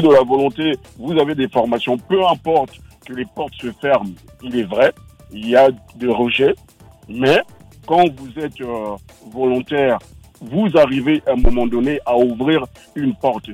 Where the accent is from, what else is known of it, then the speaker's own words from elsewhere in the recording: Bondy, Île-de-France, France; j'ai grandi à Bondy